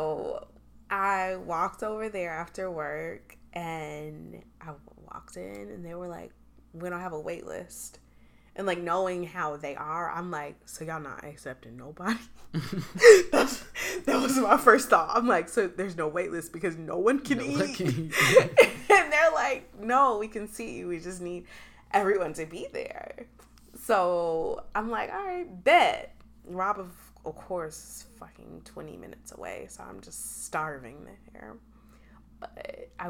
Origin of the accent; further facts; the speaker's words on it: Chicago, Illinois, United States; We're from Chicago